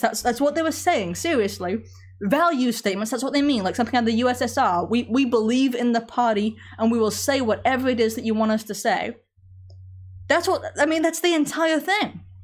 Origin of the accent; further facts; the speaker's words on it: England, United Kingdom; moved away; growing up in England